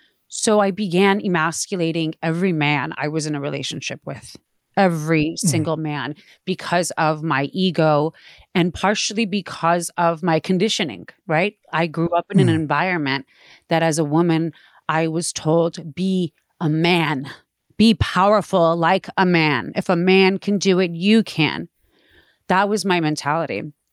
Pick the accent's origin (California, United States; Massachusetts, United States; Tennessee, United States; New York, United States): California, United States; Playa del Rey; also born or lived in Palos Verdes; I grew up in Playa del Rey and Palos Verdes. I lived in Playa del Rey for a few years, and then my parents moved to Palos Verdes, and they still have a house out there.